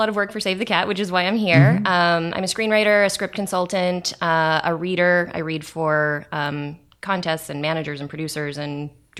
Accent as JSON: {"language": "English", "town": "Portland", "region": "Oregon", "country": "United States", "tie": "born or raised there", "also_born_or_lived": "Arizona", "moved": "as an adult", "lives_now": "Los Angeles, United States", "said": "I grew up in Portland"}